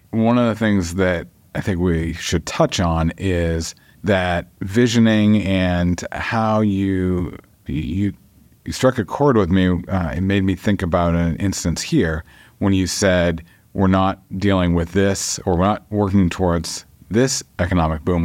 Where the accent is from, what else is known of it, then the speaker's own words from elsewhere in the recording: Dover, New Hampshire, United States; I grew up on Dover Point